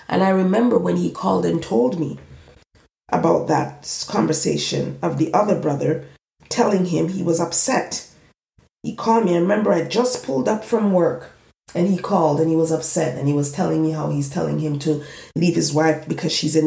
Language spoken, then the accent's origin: English; eastern Jamaica, Jamaica; moved away; when I went back home to Jamaica, I was far from where I'm originally from. I'm from the East.